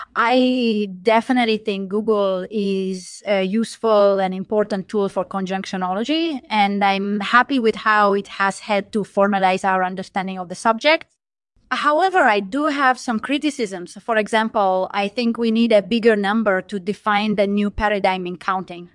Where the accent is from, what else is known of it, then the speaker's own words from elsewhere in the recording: Rome, Lazio, Italy; moved away as an adult; now in United States; I was born in Rome, Italy, but I've lived in the U S for the past twenty years